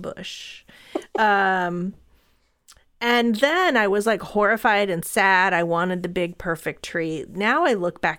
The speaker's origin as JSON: {"language": "English", "region": "Southern California", "country": "United States", "tie": "born or raised there", "said": "I grew up in Southern California"}